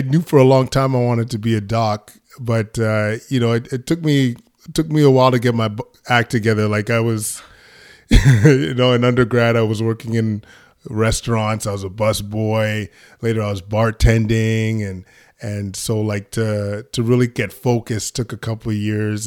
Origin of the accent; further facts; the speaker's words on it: Edmonton, Alberta, Canada; I was born in Edmonton, Alberta. Um, my parents are from Ghana, uh, and I was, uh, one of four kids growing up, uh, in Edmonton